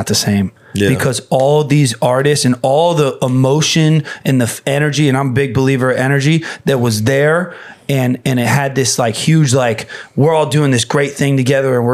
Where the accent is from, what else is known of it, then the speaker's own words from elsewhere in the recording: Fort Myers, Florida, United States; moved away as an adult; also born or lived in Los Angeles; I grew up in Fort Myers.